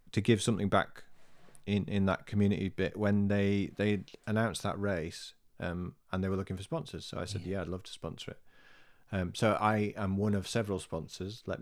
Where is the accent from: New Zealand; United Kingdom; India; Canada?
United Kingdom; Birstall, Yorkshire and the Humber; So there, there is a race in Birstall, my hometown, called the Run for Jo